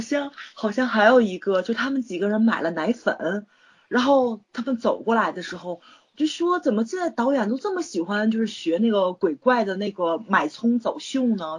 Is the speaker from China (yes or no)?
yes; China; 我作为一个中国人